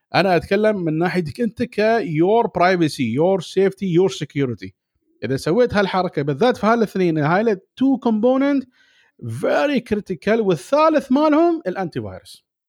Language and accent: Arabic; Dubai, United Arab Emirates; انا من دبي